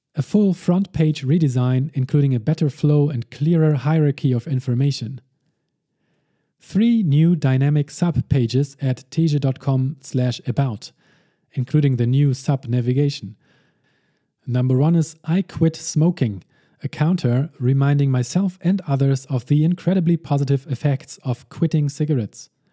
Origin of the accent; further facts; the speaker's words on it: Hamburg, Germany; my hometown.